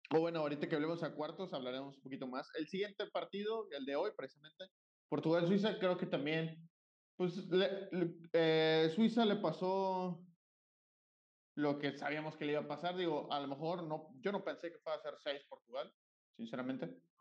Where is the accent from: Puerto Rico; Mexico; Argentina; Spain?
Mexico; nosotros como mexicanos